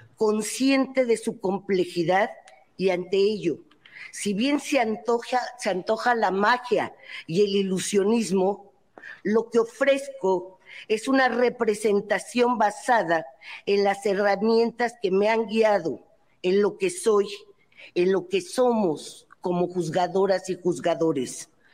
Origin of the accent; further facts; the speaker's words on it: Mexico; como mexicana, abogada, jurista, integrante del Poder Judicial Federal